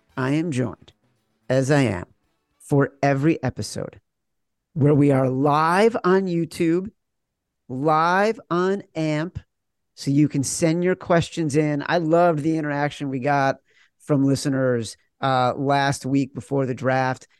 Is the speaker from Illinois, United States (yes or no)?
yes; Chicago, Illinois, United States; moved away as an adult; also born or lived in New York; I'm from Chicago and grew up hating the Knicks, grew up, you know, moved to New York in the nineties